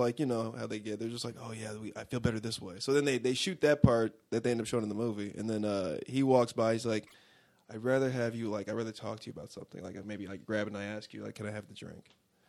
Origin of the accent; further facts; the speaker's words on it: Los Angeles, California, United States; born there; Yes, because I was born in Los Angeles, and I'm an L.A. Raider fan.